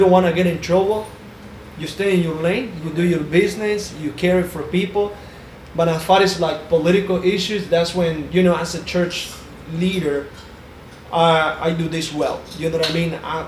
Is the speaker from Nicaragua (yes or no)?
yes; Jalapa, Jinotega, Nicaragua; What was it like growing up in Nicaragua? {S0} Man, everything that I know is two things, right? So obviously it's coffee. And it's tobacco. That's what we do in Jalapa. Very rural area.